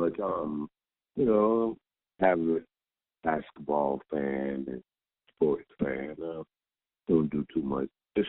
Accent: Camden, New Jersey, United States; It was basketball, Northeast, living in the state, New Jersey, right next to New York.

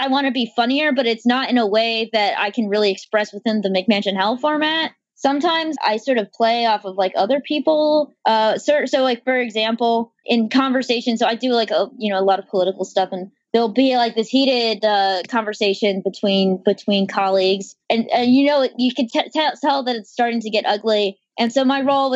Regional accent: North Carolina, United States; accent: Southern; also born or lived in Texas; now in Baltimore, United States; I was born in Texas. I grew up in North Carolina.

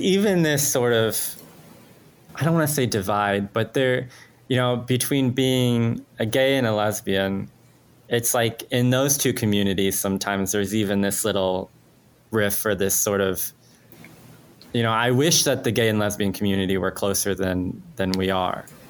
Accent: Mexico; English is a second language; moved away; I am an immigrant. I'm Mexican. I was not a, a like English was not my first language

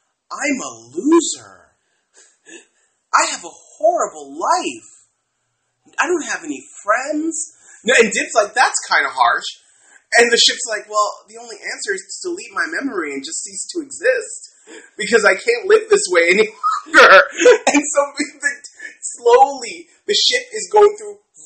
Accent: United States; I am American

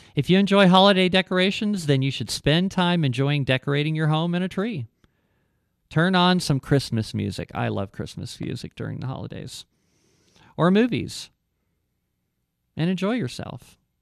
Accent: Ohio, United States; moved away as an adult; also born or lived in Texas; I grew up in Ohio and I, uh, moved to, uh, when I was like nineteen, I moved to Texas for a couple of, couple of years

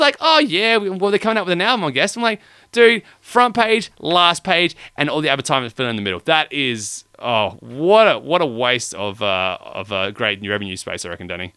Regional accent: Australia; we are from Australia

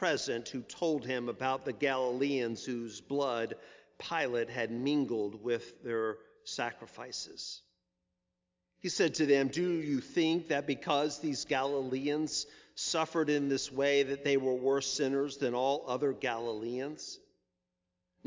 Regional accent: Virginia Beach, Virginia, United States; As a child, I grew up in Virginia Beach in the Allenton subdivision on Cooper Road.

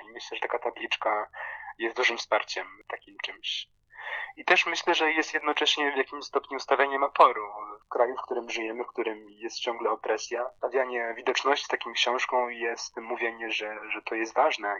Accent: Poland; moved away as an adult; also born or lived in London / Bangkok; now in Lublin, Poland; dorastając w Polsce

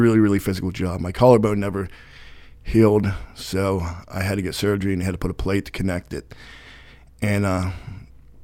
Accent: Brockway, Pennsylvania, United States; I grew up in Brockway

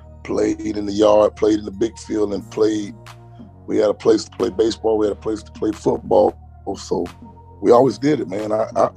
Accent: Tallahassee, Florida, United States; I'm from Tallahassee, Florida. The great city. The highest of summer hills in the state of Florida.

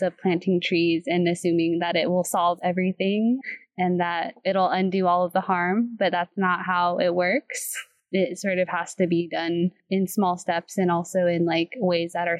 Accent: Colorado, United States; I'm coming from Colorado

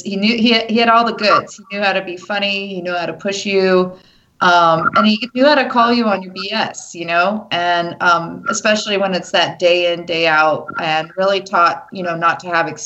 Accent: San Diego, California, United States; we grew up in San Diego.

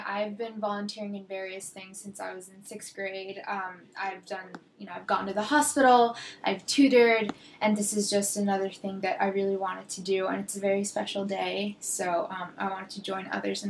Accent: India; moved away; I'm from India

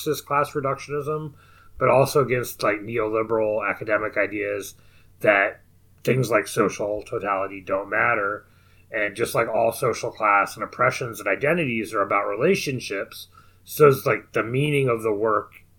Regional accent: Southern Illinois, United States; I grew up in Southern Illinois.

